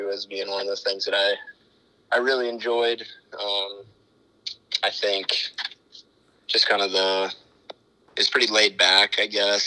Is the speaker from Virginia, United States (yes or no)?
no; Sioux Center, Iowa, United States; moved away as an adult; now in Elkhorn, United States; I grew up in Sioux Center, lived there my whole life.